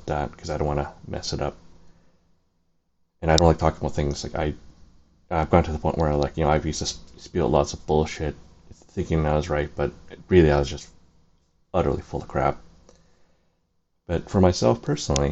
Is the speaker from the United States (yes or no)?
no; Canada; I was born in Canada